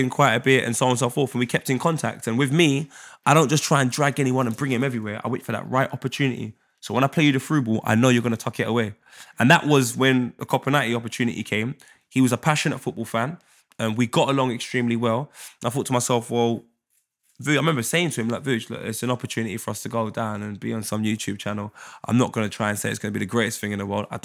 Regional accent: Jamaica; so if I see a girl in a club, I'm Jamaican. I'm gonna move to you.

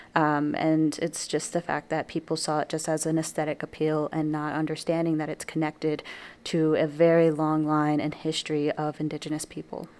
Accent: New Mexico, United States; moved away as an adult; now in Wisconsin, United States; leaving my home state of New Mexico. Um, so in New Mexico, I'm surrounded not only by my own culture

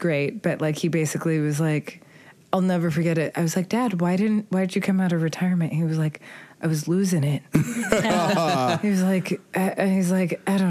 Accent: California, United States; now in New York, United States; me, California.

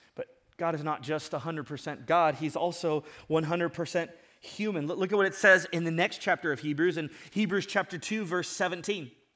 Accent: Ventura, California, United States; I grew up in Ventura and I grew up surfing

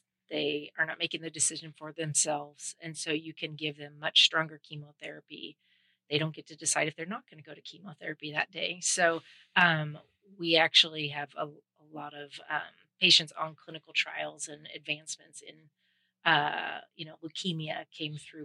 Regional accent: Central Coast, California, United States; I grew up here on the Central Coast

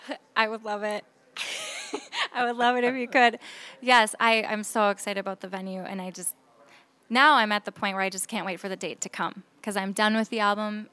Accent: Saint Paul, Minnesota, United States; I'm from Saint Paul

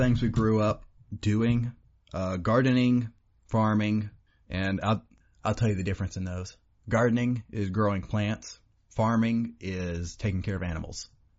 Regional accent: Oklahoma, United States; we were raised in Oklahoma. We were raised in the country where you have nothing but dirt roads and trees and dirt, more dirt, and rocks grow faster than plants do.

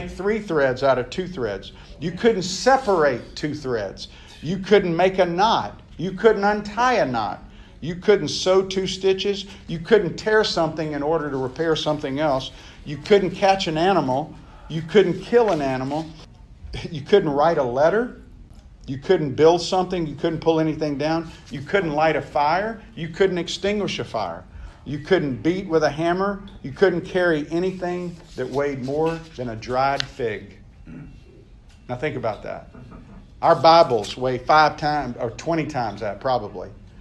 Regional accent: the South, United States; I grew up in the South

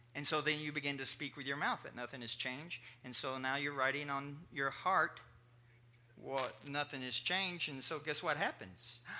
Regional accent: Kentucky, United States; I was raised in Kentucky

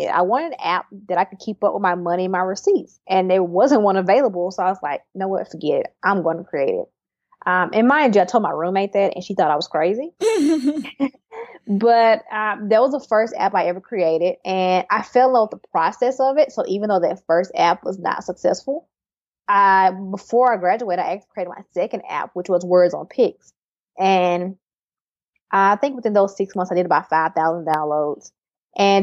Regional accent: Terry, Mississippi, United States; moved away as an adult; also born or lived in Silicon Valley; now in Austin, United States; I'm from Mississippi, from Terry, Mississippi, very small town

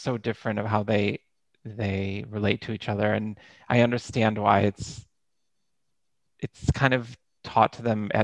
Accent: New York, United States; moved away as an adult; now in Norway; when I first moved to Norway, I was like from New York

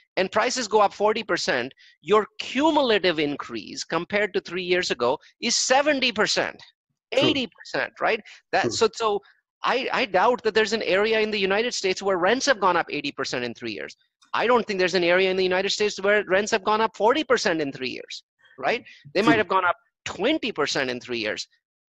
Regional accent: India; I'm an Indian

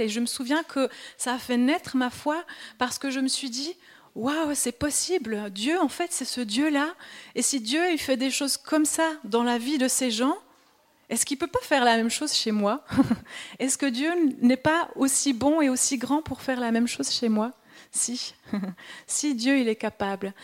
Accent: Switzerland; accent: Swiss; moved away; je suis suisse, peut-être ça s'entend encore un peu avec mon accent

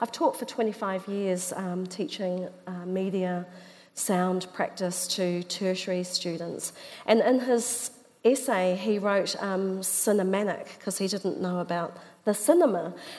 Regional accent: Auckland, New Zealand; Yeah, so I call myself a native two times.

